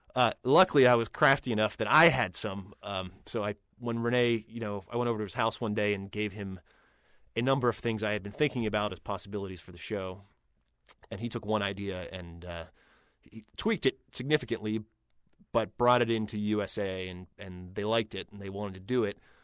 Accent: Pittsburgh, Pennsylvania, United States; I'm from Pittsburgh

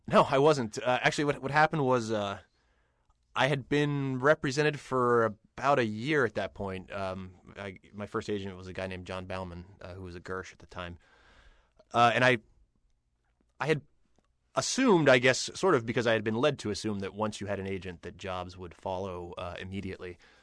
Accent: Pittsburgh, Pennsylvania, United States; I'm from Pittsburgh

